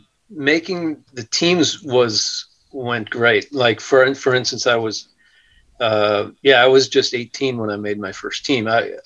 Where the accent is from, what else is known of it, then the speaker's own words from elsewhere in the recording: Milwaukee, Wisconsin, United States; I grew up in Wisconsin